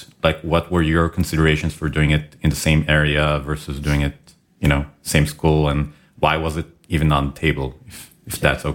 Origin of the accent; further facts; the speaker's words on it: Israel; because my wife and I, we came from Israel.